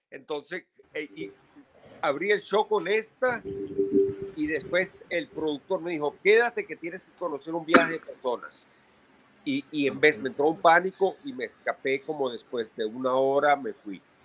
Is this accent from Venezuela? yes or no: yes; Venezuela; moved away as an adult; now in New York, United States; nací en Venezuela, estuve ahí hasta los 22